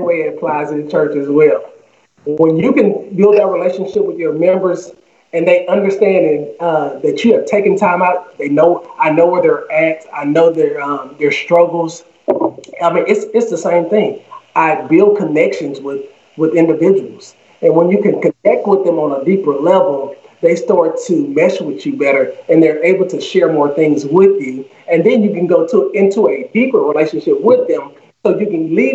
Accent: Houston, Texas, United States; I'm born and raised in Houston

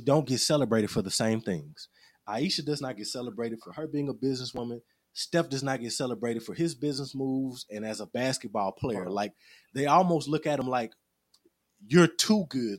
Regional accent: Little Rock, Arkansas, United States; I'm Little Rock born and raised

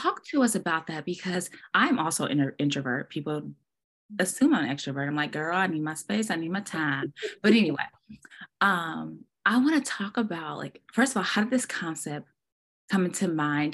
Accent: Portland, Oregon, United States; moved away as an adult; now in Dallas, United States; I'm born and raised in Portland, but I did move away and I came back

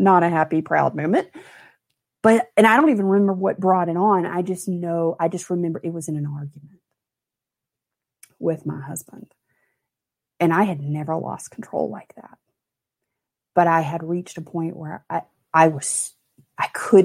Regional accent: Mobile, Alabama, United States; I grew up in Mobile, Alabama

